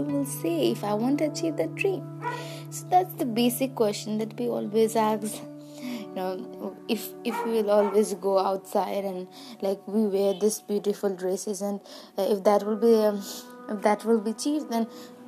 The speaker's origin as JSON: {"language": "English", "country": "Nepal", "said": "I am from Nepal."}